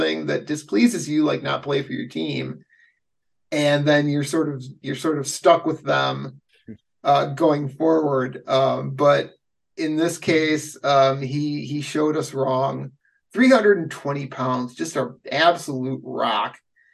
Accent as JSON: {"language": "English", "town": "Waunakee", "region": "Wisconsin", "country": "United States", "tie": "born or raised there", "said": "my hometown, Wanakee, Wisconsin"}